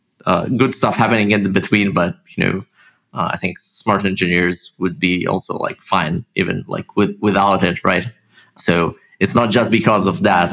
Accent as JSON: {"language": "English", "town": "Haifa", "region": "Haifa District", "country": "Israel", "tie": "born or raised there", "also_born_or_lived": "Russia", "accent": "Russian", "said": "I grew up in Israel, in Haifa, it's the north"}